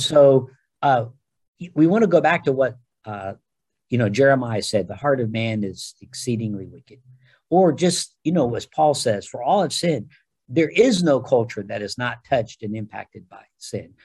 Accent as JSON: {"language": "English", "country": "United States", "said": "I'm an American"}